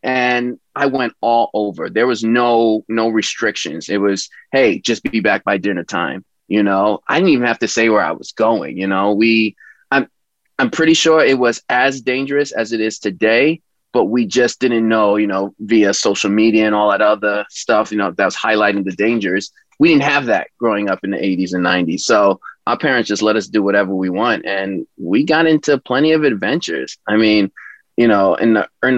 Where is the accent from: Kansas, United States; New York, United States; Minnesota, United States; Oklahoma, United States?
New York, United States; New York City; I grew up in East New York, Brooklyn. I loved growing up in Brooklyn.